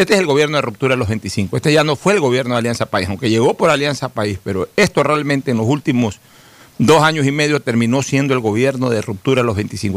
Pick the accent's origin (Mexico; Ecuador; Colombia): Ecuador; como ecuatoriano